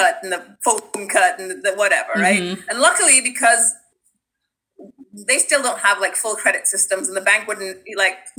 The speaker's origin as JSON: {"language": "English", "country": "Trinidad & Tobago", "tie": "born or raised there", "moved": "yes", "said": "growing up in Trinidad"}